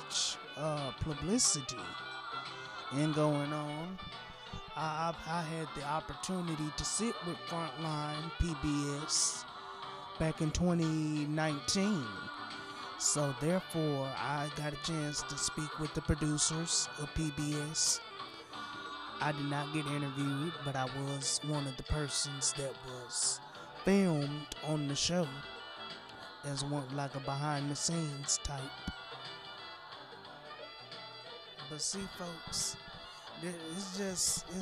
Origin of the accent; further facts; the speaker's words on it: Flint, Michigan, United States; my hometown of Flint, Michigan